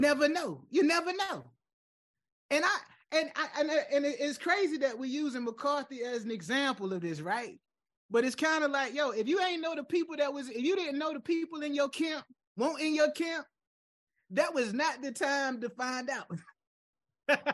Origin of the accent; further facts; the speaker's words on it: United States; as an American